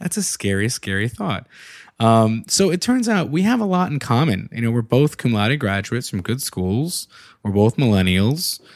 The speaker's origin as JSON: {"language": "English", "region": "New York", "country": "United States", "tie": "born or raised there", "also_born_or_lived": "Philadelphia", "moved": "yes", "lives_now": "Baltimore, United States", "said": "growing up in, in New York"}